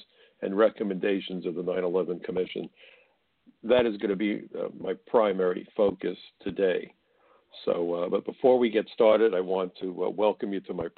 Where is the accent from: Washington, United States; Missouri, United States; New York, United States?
New York, United States; New York City; my hometown of New York City